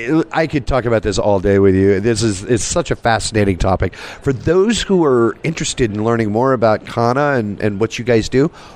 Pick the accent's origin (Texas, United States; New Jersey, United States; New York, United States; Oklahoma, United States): Texas, United States; I'm from Texas